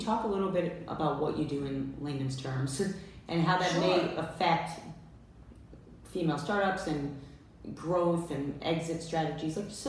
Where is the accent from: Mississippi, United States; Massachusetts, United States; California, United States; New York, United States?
Massachusetts, United States; Boston; I'm from Boston